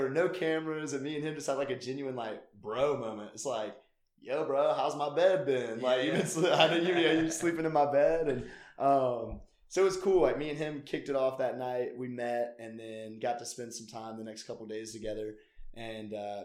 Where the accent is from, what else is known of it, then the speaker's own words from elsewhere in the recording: Greenville, South Carolina, United States; also born or lived in Atlanta / Clemson; I was born and raised in Greenville.